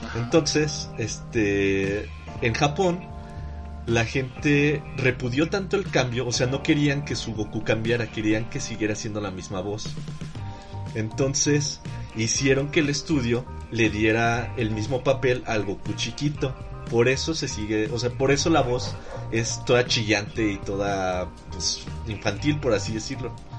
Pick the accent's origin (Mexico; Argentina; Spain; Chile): Mexico; nuestra propia versión acá mexicana